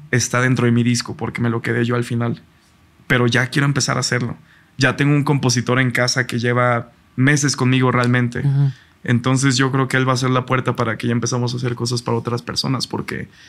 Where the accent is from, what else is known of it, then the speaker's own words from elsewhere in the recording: Mexico; Siendo mexicano, pues es lo más mexa que vas a escuchar.